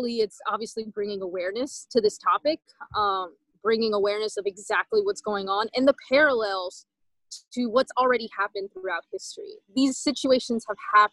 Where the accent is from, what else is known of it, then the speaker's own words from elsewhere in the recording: Southern Louisiana, United States; I was raised in Southern Louisiana, and I was one of the very few people from El Salvador that I knew